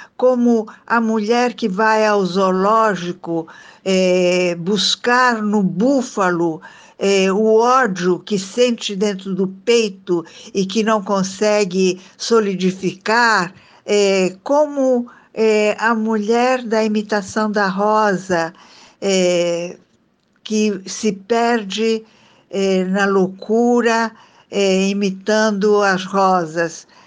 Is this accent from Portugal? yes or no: no; Italy; now in Brazil; sou de família italiana, sou italiana de nascimento